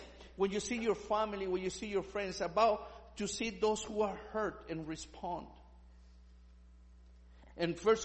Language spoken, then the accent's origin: English; Chile; English is a second language; moved away; I'm from Chile